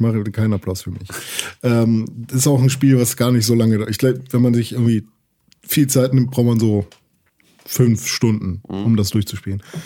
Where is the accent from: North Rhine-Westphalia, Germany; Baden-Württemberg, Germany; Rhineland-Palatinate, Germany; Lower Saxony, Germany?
Lower Saxony, Germany; Gifhorn; moved away; bei uns in Gifhorn gibt es so einen Laden, der heißt Schütte